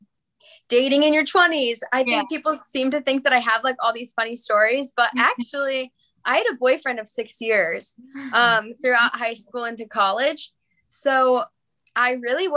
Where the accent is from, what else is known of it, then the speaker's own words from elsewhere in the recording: Painesville, Ohio, United States; I grew up in Painesville.